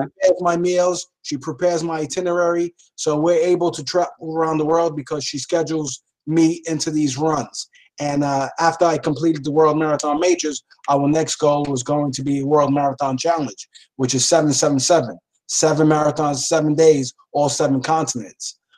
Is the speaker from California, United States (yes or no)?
no; New York City, New York, United States; growing up in the Lower East Side, seeing all of the crime